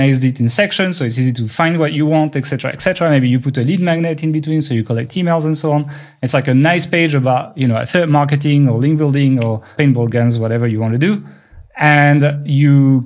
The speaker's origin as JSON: {"language": "English", "country": "France", "second_language": "English"}